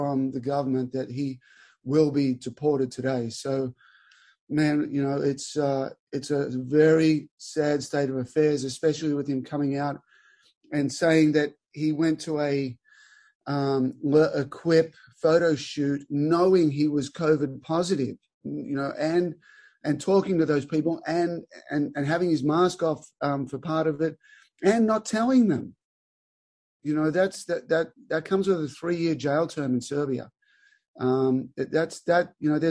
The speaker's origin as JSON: {"language": "English", "town": "Albury", "region": "New South Wales", "country": "Australia", "tie": "born or raised there", "moved": "as an adult", "said": "born and raised in Albury, Australia. Little country town, 25 grass courts"}